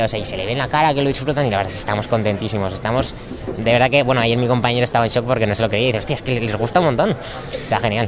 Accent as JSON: {"language": "Spanish", "town": "Zaragoza", "region": "Aragon", "country": "Spain", "said": "Nosotros somos de Zaragoza"}